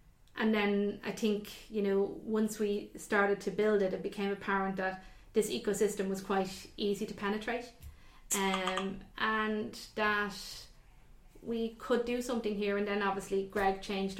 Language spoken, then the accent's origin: English; Ireland; we're Irish